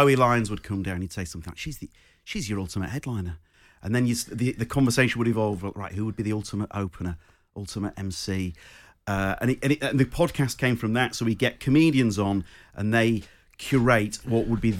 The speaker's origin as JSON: {"language": "English", "town": "Croydon", "region": "London", "country": "United Kingdom", "accent": "thick Croydon", "said": "my thick Croydon accent"}